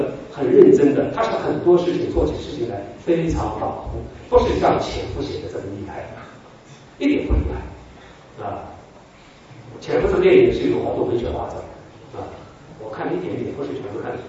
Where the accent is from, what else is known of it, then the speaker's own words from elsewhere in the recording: Wuhan, Hubei, China; 我们尊敬的董老爷是我们武汉人，就是湖北人